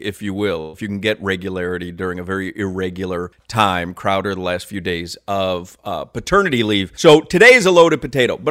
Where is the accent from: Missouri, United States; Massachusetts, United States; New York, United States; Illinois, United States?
Illinois, United States; Chicago; moved away; growing up in Chicago